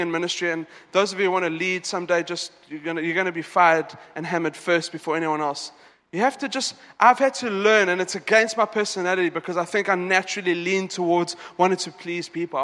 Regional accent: South Africa; now in Dubai, United Arab Emirates; I'm South African

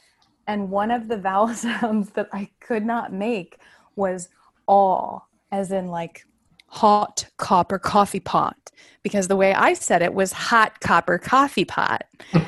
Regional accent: St. Paul, Minnesota, United States; accent: Minnesota; I am from St. Paul, Minnesota.

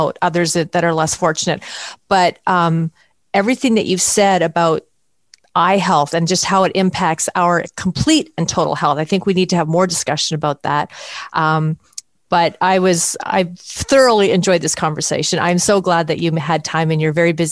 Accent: Canada; I'm from Canada

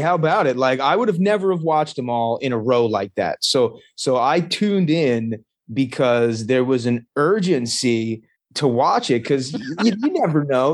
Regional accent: Long Island, New York, United States; moved away as an adult; also born or lived in Las Vegas, Nevada; now in Hanover, Pennsylvania, United States; I grew up on Long Island, uh, okay. New York. I went to uh, like I was born in Vegas actually, but uh, I went from like first grade until graduating high school on Long Island.

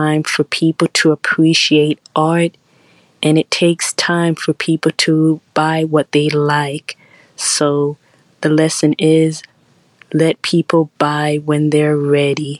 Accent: Miami, Florida, United States; I'm from Miami, Florida.

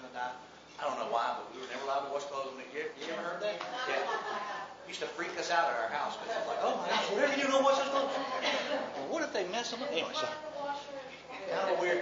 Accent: Mobile, Alabama, United States; also born or lived in Birmingham, Alabama; I grew up here in Mobile, Alabama

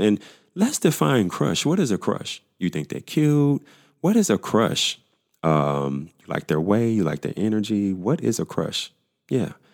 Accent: Pine Bluff, Arkansas, United States; moved away as an adult; also born or lived in Dallas, Texas; my hometown of Pine Bluff, Arkansas

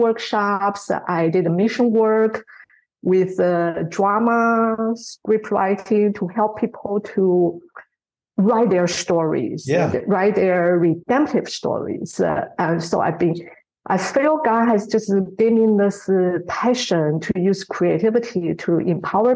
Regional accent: Taiwan; moved away as an adult; also born or lived in United States; now in New Zealand; I was born in Taiwan

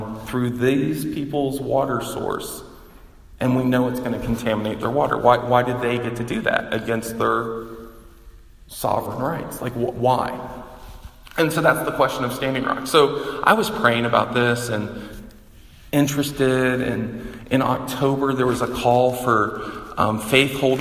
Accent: the South, United States; moved away; I grew up in the South

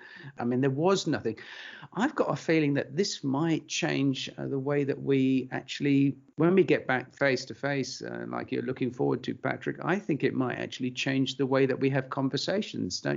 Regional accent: United Kingdom; now in Belgium; I'm British, or was British. After Brexit, I became Belgian.

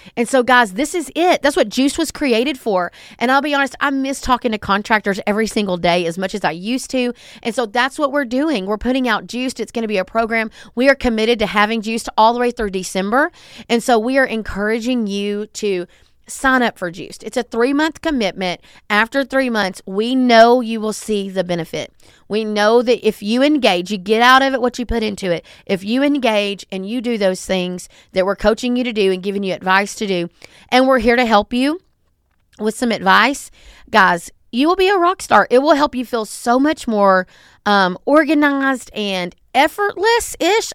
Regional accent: the South, United States; I'm from the South and I talk fast

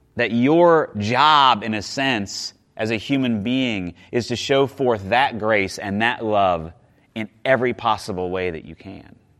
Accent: Midwest, United States; I grew up in the Midwest, like just seeing, um, we would plant winter wheat

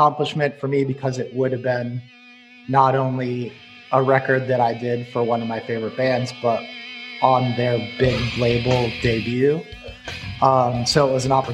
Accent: Erie, Pennsylvania, United States; moved away as an adult; also born or lived in New York City; I was in a band called … that was from my hometown Erie, Pennsylvania

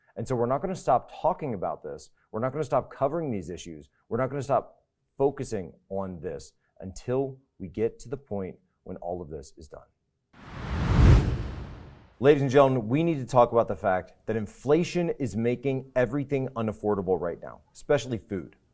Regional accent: United States; growing up in the United States

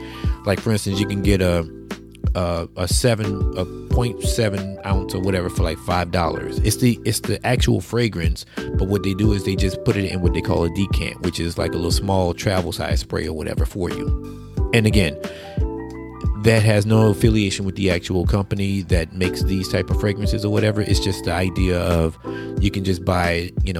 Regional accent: Plaquemine, Louisiana, United States; I'm from Plaquemine, which is not too far from Baton Rouge

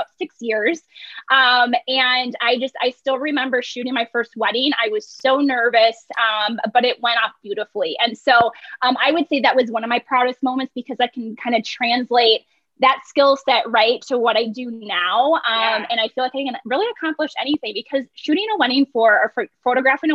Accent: Big Lake, Minnesota, United States; Big Lake, Minnesota

